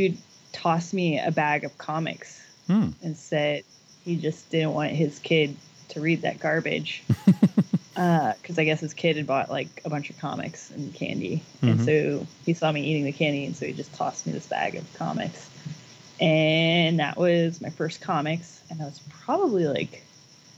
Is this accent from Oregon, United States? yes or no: yes; Oregon, United States; also born or lived in Virginia; I was born in Virginia, and then I moved to Oregon when I was 10.